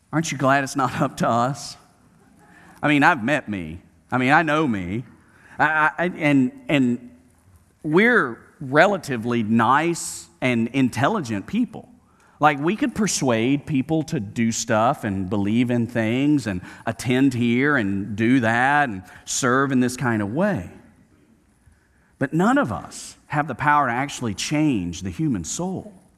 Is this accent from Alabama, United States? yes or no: yes; Birmingham, Alabama, United States; from Birmingham, Alabama, growing up on Camellia Road, going to Smith Middle School and Huffman High School